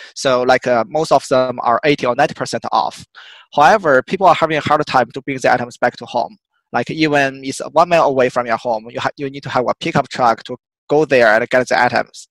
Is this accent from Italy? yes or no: no; China; moved away as an adult; also born or lived in United Kingdom / Australia / Boston; So I was originally from China. Um, I born and raised there